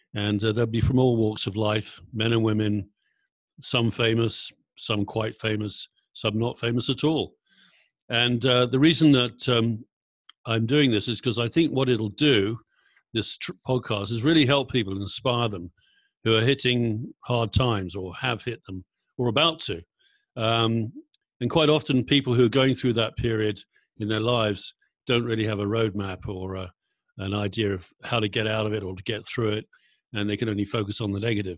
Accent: Surrey, South East England, United Kingdom; moved away as an adult; also born or lived in Kent / Berkshire / London / San Francisco Bay Area; now in Brooke, United Kingdom; I'm originally from Surrey, boring suburbia in uh, southeast England.

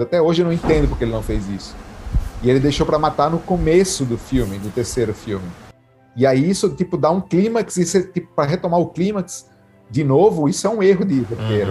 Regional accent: Natal, Rio Grande do Norte, Brazil; moved away; eu fui passar as férias em Natal, que é de onde eu sou

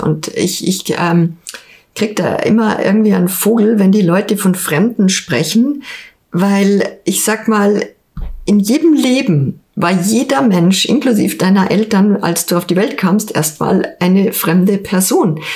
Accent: Ingolstadt, Bavaria, Germany; also born or lived in Hamburg; also erstmal bin ich in Ingolstadt geboren, Jahrgang 71, ähm, im alten Stadtkrankenhaus. Und ich habe äh, die meiste Zeit meines Lebens in Ingolstadt verbracht

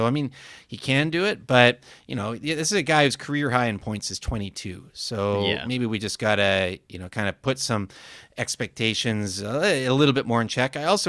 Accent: Vancouver, British Columbia, Canada; at least I know the second club is right here in my hometown, and I'm going to get to play in Vancouver in front of fans one way or another and wear the Canucks.

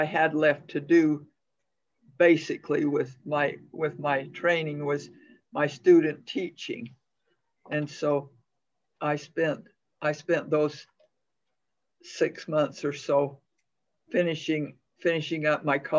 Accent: Sigurd, Utah, United States; lived at home in my hometown of Sigard, Utah

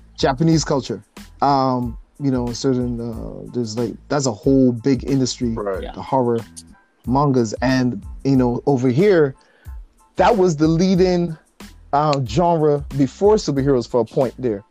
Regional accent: Barbados; growing up in Barbados

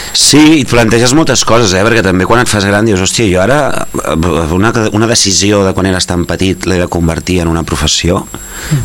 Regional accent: Gelida, Catalonia, Spain; born or raised there

